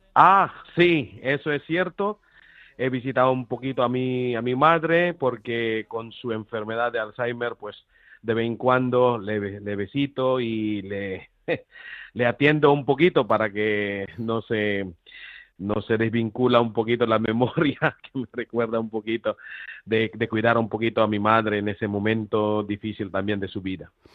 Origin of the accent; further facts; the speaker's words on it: Philippines; Spanish is a second language; now in Granada, Spain; yo soy filipino, extranjero